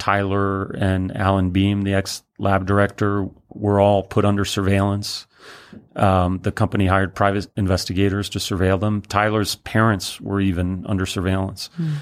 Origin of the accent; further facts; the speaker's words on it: Paris, Île-de-France, France; also born or lived in Brussels, Belgium; now in New York, United States; My father's French, and I grew up in Paris